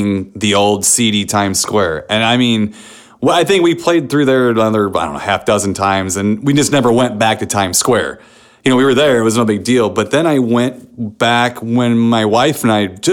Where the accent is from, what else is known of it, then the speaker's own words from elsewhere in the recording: St. Louis, Missouri, United States; I'm from St. Louis